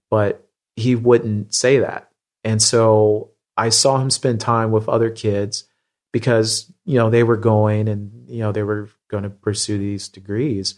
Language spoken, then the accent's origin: English; Midwest, United States; I grew up in the Midwest